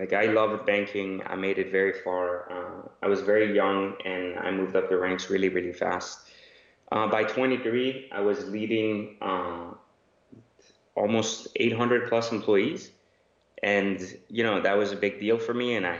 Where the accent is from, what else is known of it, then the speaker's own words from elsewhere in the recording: France; also born or lived in Iran; now in United States; I was born in Iran, grew up in France, and then found myself in Los Angeles. And then, of course, passed that into Northern Virginia near Washington, D.C.